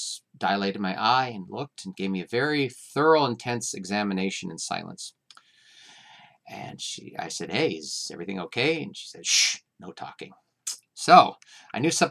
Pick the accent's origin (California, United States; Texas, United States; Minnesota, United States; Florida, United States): California, United States; Santa Cruz; I'm from Santa Cruz, California